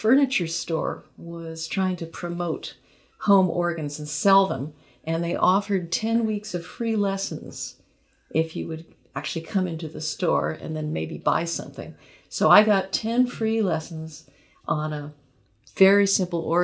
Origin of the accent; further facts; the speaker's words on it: Long Beach, California, United States; I was growing up in Long Beach, which is a city south of Los Angeles.